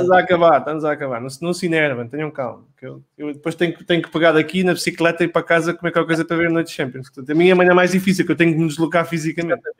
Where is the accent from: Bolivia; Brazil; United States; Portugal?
Portugal; Esposende, Norte; Eu sou de Esposena